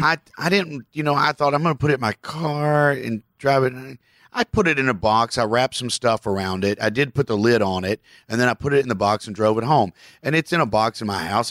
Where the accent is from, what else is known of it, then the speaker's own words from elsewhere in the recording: Kentucky, United States; I'm a Southerner from Kentucky.